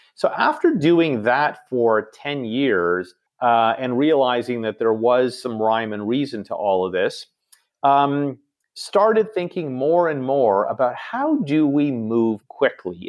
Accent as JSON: {"language": "English", "town": "Toronto", "region": "Ontario", "country": "Canada", "tie": "born or raised there", "also_born_or_lived": "New York", "said": "Toronto, as I mentioned, is, is, uh, where I grew up and, and home"}